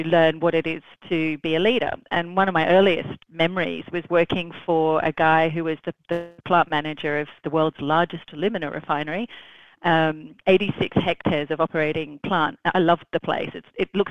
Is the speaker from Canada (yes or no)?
no; Australia; moved away; also born or lived in Switzerland / Philippines / Singapore / Netherlands; I'm Australian, and I've spent the last quite a lot of years living everywhere else except Australia